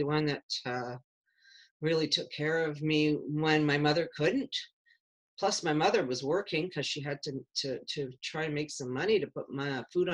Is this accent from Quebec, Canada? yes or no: yes; Chambly, Quebec, Canada; I grew up in a small town. It wasn't a city, a small town called Chambly, south side of Montreal.